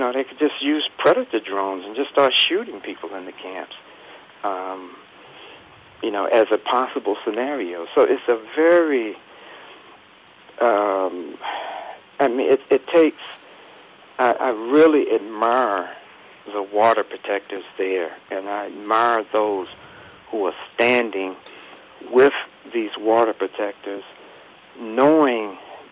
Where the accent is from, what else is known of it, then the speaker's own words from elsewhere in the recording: North Carolina, United States; I grew up here in the South in North Carolina